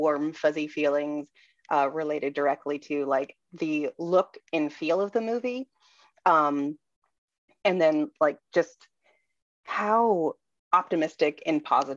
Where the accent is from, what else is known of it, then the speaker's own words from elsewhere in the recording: Orlando, Florida, United States; I grew up in Orlando, and if you live in Orlando, Florida, you know someone who works at Disney